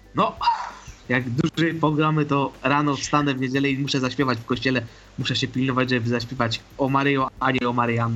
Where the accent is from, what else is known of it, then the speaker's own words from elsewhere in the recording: Ożarowice, Silesian Voivodeship, Poland; Ja pochodzę z Ożarowic, to jest Górny Śląsk.